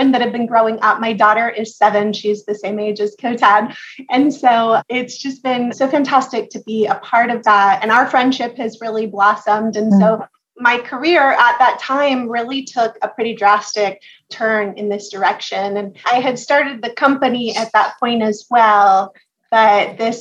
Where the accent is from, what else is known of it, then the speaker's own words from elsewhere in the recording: Charleston, South Carolina, United States; I grew up here in Charleston, South Carolina